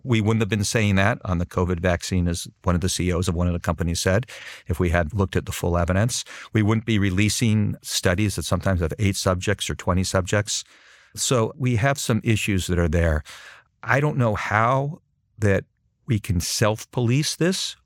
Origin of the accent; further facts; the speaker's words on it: Southern California, United States; also born or lived in Boston / Washington / Brussels; now in Princeton, United States; I'm originally from Southern California